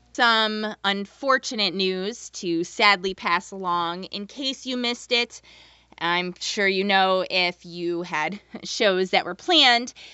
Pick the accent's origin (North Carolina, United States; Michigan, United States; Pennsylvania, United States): North Carolina, United States; Jacksonville; I was born and raised in Jacksonville, North Carolina, which is not far from Wilmington, like half an hour.